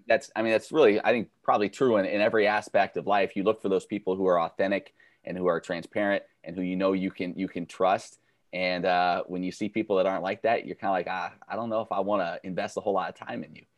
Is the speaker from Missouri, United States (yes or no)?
yes; Kansas City, Missouri, United States; I grew up in Kansas City, huge Royals Chiefs fan.